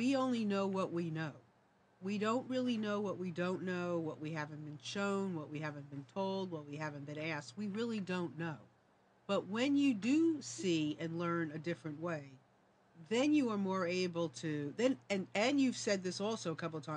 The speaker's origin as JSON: {"language": "English", "region": "New York", "country": "United States", "moved": "yes", "said": "I'm from New York"}